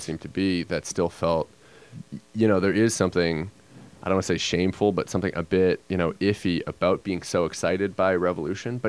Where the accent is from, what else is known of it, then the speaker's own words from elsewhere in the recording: United States; I was growing up and we were growing up in the States